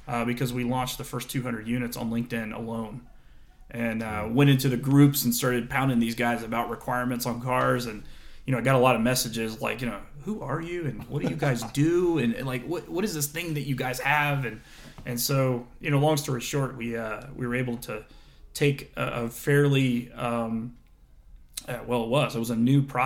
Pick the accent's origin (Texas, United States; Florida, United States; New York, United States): Florida, United States; I was a kid from Florida.